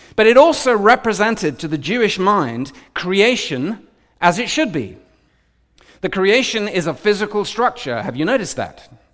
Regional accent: United Kingdom; I'm more British

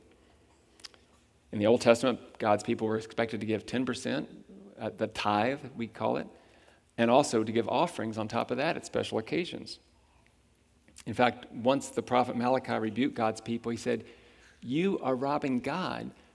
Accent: Huntington, West Virginia, United States; I was born in Huntington, West Virginia, in the United States of America.

